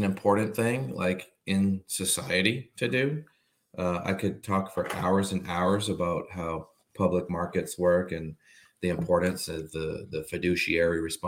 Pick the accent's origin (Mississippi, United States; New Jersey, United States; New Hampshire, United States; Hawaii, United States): New Hampshire, United States; moved away as an adult; also born or lived in Massachusetts / Washington, D.C.; New Hampshire is where I was raised